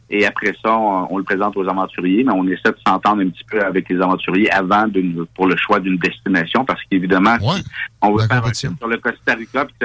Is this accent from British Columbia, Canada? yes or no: no; Saint-Jérôme, Quebec, Canada; nous, on est de Saint-Jérôme, dans les Laurentides.